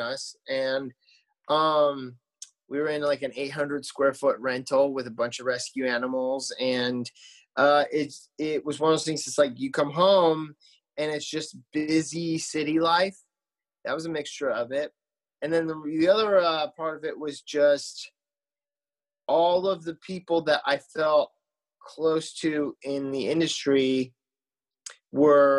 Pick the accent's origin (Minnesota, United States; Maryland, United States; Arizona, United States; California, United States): Arizona, United States; moved away as an adult; also born or lived in Phoenix / Tempe; now in Nashville, United States; I grew up in Arizona